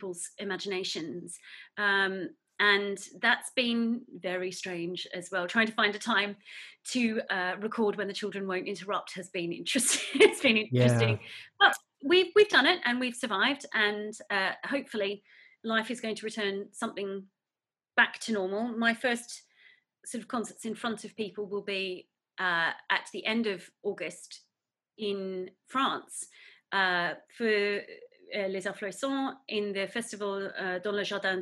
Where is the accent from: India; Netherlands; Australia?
Australia; Newcastle, New South Wales; moved away as an adult; now in United Kingdom; In Newcastle, so only about 50 kilometres away from you.